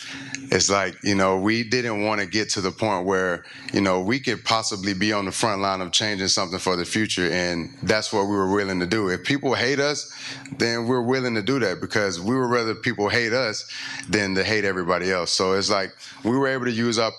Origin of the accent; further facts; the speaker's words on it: LaGrange, Georgia, United States; moved away as an adult; also born or lived in Kentucky / Denver, Colorado; now in Tennessee, United States; I grew up in LaGrange, Georgia, where I faced racism my whole life